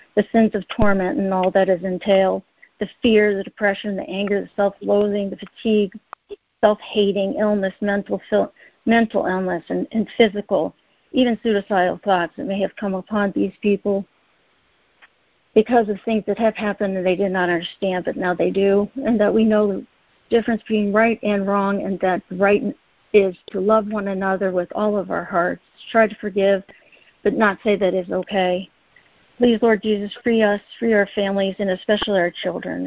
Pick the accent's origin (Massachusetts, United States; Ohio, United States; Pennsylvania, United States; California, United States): Pennsylvania, United States; Erie; I was raised in Pennsylvania and grew up in Erie